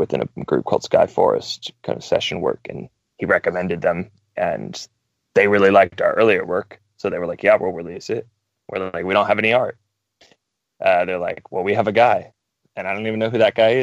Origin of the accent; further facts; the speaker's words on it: North Carolina, United States; I'm from North Carolina, as I had mentioned, which is kind of the Bible Belt of the United States